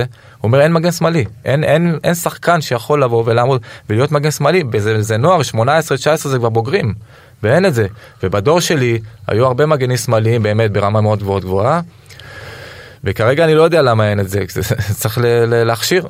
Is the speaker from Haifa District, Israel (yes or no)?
no; Rishon LeZion, Central District, Israel; גדלתי ברמת אליהו